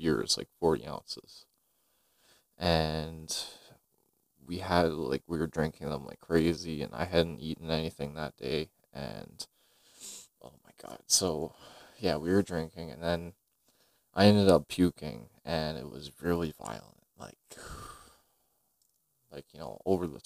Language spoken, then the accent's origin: English; Greenfield Park, Quebec, Canada; also born or lived in Montreal; I grew up in Greenfield Park my whole life, 21 years of age